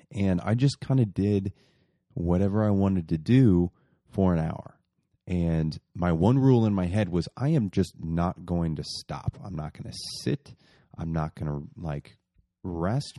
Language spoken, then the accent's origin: English; Muncie, Indiana, United States; moved away; my hometown, Muncie